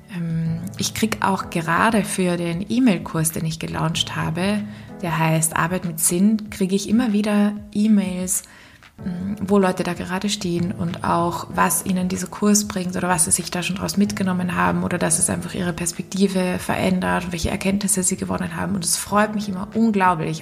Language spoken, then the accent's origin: German; Austria; accent: Austrian; meinen österreichischen Akzent